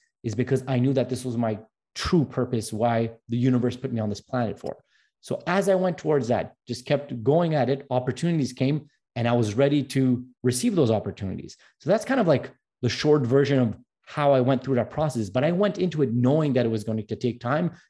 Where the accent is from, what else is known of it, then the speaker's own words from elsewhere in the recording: Montreal, Quebec, Canada; that speech was actually in French because I'm from Montreal